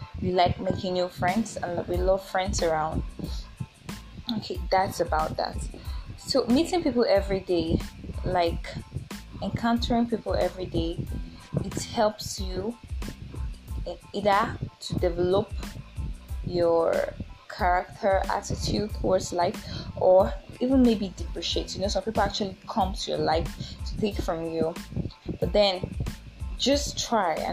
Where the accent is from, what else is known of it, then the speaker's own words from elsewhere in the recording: Oyo, Nigeria; also born or lived in Abuja; I'm from Nigeria. I'm from Oyo State.